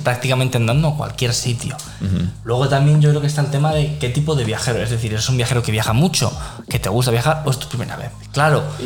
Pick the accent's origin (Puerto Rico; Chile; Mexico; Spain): Spain; nosotros como españoles